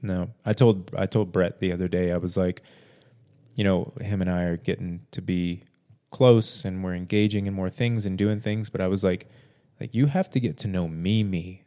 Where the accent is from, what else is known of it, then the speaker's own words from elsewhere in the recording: Corpus Christi, Texas, United States; I'm from Corpus Christi, and my dream is to live in Fort Worth